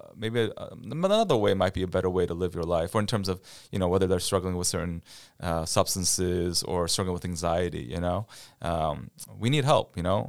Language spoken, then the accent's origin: English; Cleveland, Ohio, United States; moved away as an adult; also born or lived in Boston; now in Quincy, United States; I'm originally from Ohio, near Cleveland, Ohio.